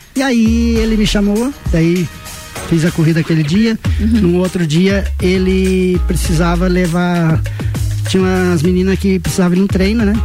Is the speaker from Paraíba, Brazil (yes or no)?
no; Campo Belo do Sul, Santa Catarina, Brazil; Sou natural de Campo Belo do Sul